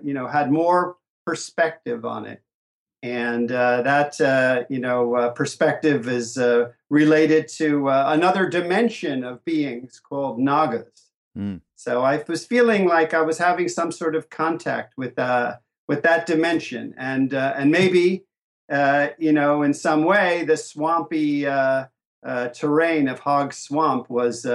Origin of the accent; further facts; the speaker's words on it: Asbury Park, New Jersey, United States; Growing up in New Jersey and Asbury Park, New Jersey